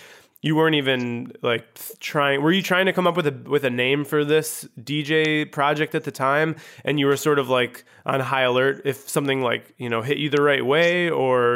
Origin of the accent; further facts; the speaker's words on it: Chicago, Illinois, United States; also born or lived in Grand Rapids; I'm from the Chicago.